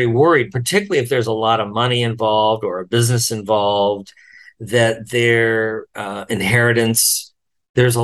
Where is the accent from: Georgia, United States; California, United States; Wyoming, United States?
Wyoming, United States; I'm from Wyoming, I grew up in a really hyper-masculine environment